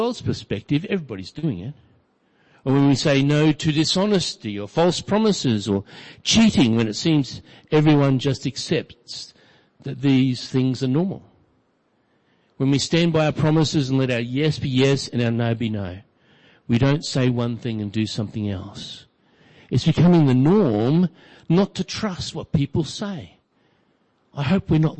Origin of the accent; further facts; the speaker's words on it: Brisbane, Queensland, Australia; growing up in Brisbane